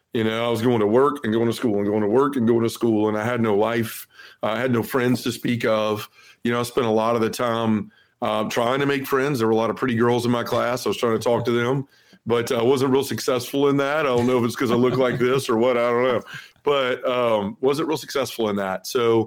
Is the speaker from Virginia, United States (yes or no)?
no; Memphis, Tennessee, United States; I was born and raised in Memphis, Tennessee. I still live here. I was born and raised Baptist